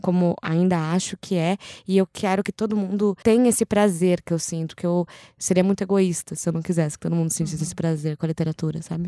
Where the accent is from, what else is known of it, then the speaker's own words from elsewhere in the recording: Brazil; Quando eu era pequena, eu cresci num sítio, né, em Serrinha da Lambari